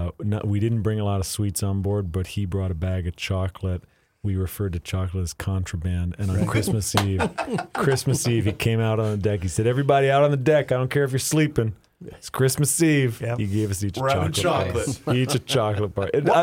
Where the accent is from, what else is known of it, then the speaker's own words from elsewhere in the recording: Northern Plains, United States; growing up in the Northern Plains just contributed a huge part of who I am.